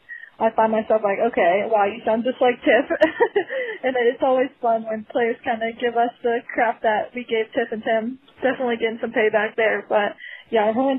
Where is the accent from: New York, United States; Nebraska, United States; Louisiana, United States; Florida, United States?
Florida, United States; Tampa; I was born in Tampa, raised in Tampa my whole life